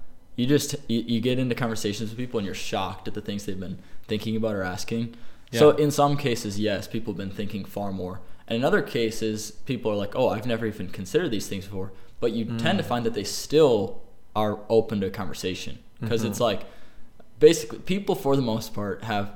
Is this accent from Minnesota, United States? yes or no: yes; Minnesota, United States; moved away as an adult; now in Des Moines, United States; I'm from Minnesota originally and came down to school in Des Moines, Iowa